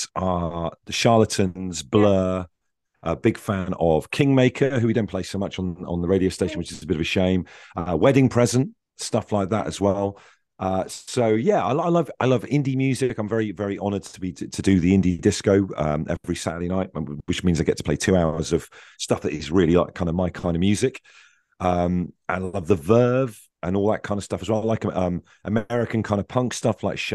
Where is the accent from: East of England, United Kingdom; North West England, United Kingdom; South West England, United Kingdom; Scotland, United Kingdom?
South West England, United Kingdom; Devon; moved away as an adult; also born or lived in Swansea / Bristol; I grew up in Devon